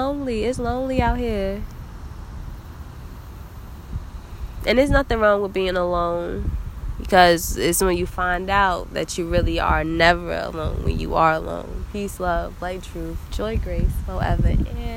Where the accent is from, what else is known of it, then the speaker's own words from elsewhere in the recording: New Jersey, United States; I'm a girl from Jersey.